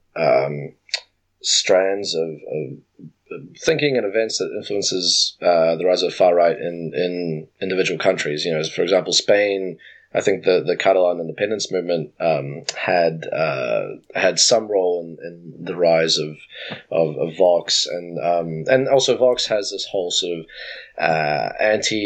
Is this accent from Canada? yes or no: no; New Zealand; my home country of New Zealand